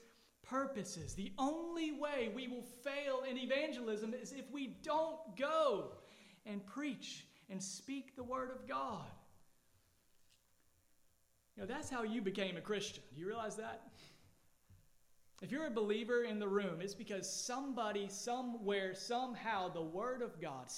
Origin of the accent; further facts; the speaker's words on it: Georgia, United States; now in Allendale, United States; I grew up in Georgia and snow was rare